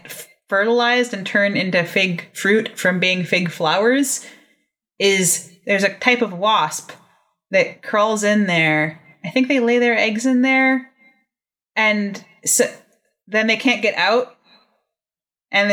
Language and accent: English; San Diego, California, United States; I grew up in San Diego